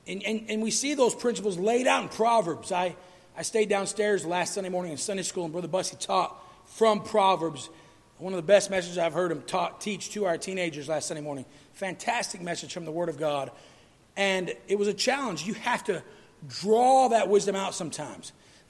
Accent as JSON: {"language": "English", "town": "St. Augustine", "region": "Florida", "country": "United States", "tie": "born there", "said": "And the reason I was born in San Augustine, Florida, is because that's where my dad was teaching at the deaf school."}